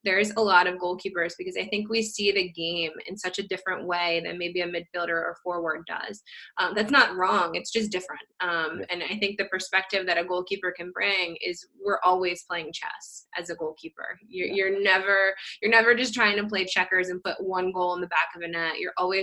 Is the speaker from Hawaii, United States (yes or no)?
no; Lancaster County, Pennsylvania, United States; also born or lived in Philadelphia, Pennsylvania / Bethlehem, Pennsylvania; I grew up in Lancaster County, Pennsylvania